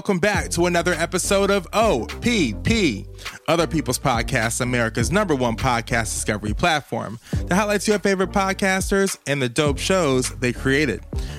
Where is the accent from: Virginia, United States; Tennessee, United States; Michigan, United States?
Virginia, United States; Richmond; now in New York City, United States; For myself, I am a, you know, Black American, you know, based here from the South and from Richmond, Virginia, but also been living in New York City.